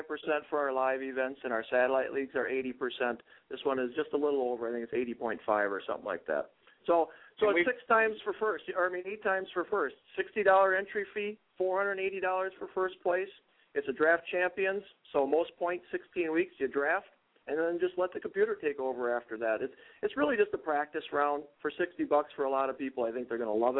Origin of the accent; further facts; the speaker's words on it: Green Bay, Wisconsin, United States; I know I'm from Green Bay